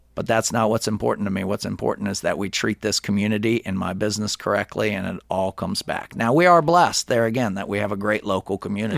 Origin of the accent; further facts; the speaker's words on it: Alpharetta, Georgia, United States; also born or lived in Athens, Georgia / Gainesville, Georgia; I'm from Alpharetta